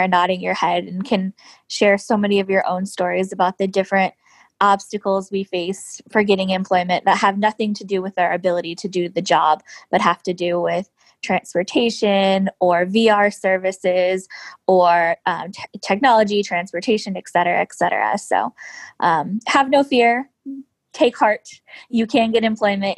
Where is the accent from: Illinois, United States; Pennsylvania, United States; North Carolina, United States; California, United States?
California, United States; Southern; moved away as an adult; now in Washington, D.C., United States; I grew up in Southern California